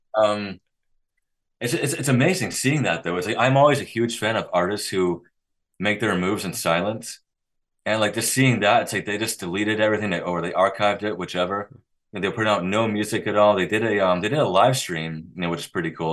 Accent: Boston, Massachusetts, United States; I'm from the Boston area, actually. I live um, probably like 40 minutes north of Boston.

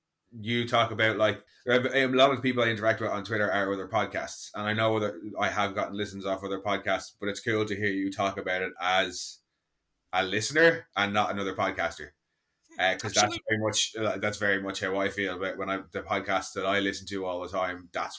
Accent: Ireland

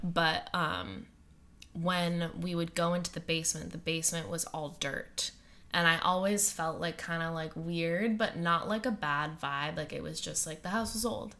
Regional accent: Western Massachusetts, United States; where I grew up in Western Massachusetts

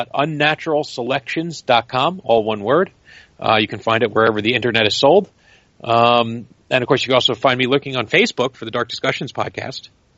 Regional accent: New York, United States; That's the paradox of being a New Yorker.

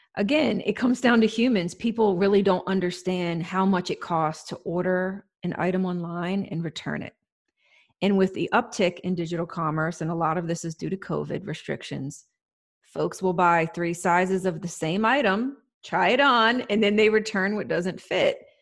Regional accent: United States; as an American

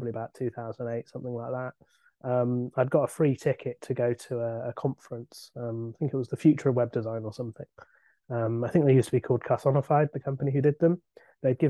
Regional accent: Somerset, South West England, United Kingdom; moved away as an adult; now in London, United Kingdom; I'm from Somerset, where we all talk like pirates

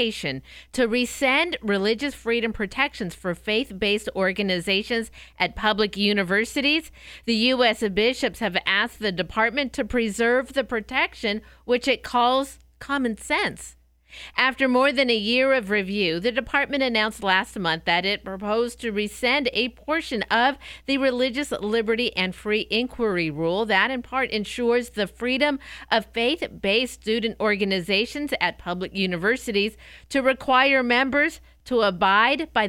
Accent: Escondido, California, United States; moved away; growing up in Southern California in the Escondido area

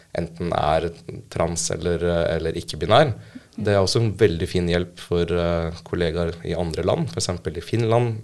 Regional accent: Oslo, Norway; Født og oppvokst i Oslo

